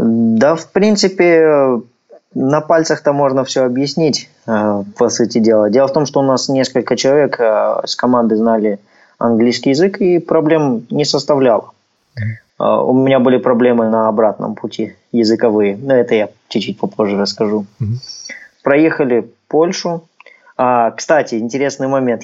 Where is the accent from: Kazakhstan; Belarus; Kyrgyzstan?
Kazakhstan